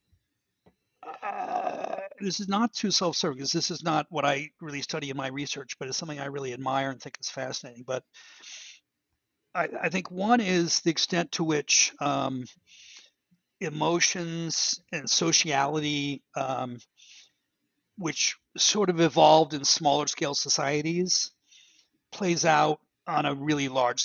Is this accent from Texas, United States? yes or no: no; Baltimore, Maryland, United States; I grew up in Baltimore